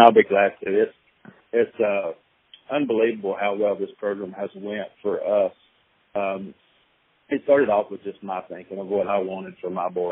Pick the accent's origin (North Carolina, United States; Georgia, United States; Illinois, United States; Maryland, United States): North Carolina, United States; growing up in North Carolina